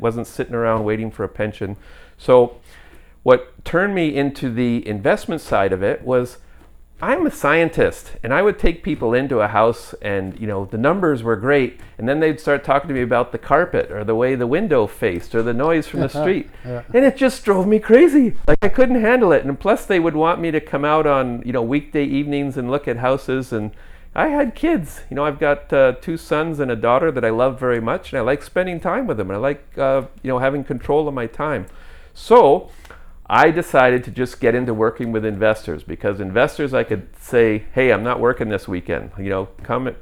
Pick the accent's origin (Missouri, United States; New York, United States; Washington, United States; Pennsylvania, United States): New York, United States; moved away as an adult; also born or lived in Calgary, Canada; now in Canada; I'm from New York